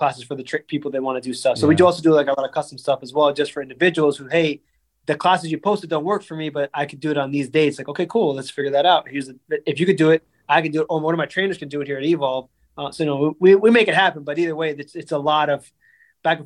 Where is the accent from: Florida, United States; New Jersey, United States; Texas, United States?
Florida, United States; Silver Lakes; I grew up in Silver Lakes